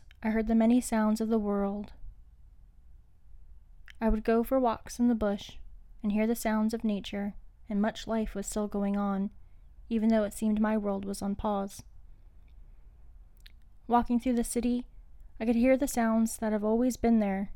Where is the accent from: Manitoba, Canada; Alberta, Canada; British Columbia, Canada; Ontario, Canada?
Manitoba, Canada; Winnipeg; I'm from Treaty 1 Territories, also known as Winnipeg, Manitoba.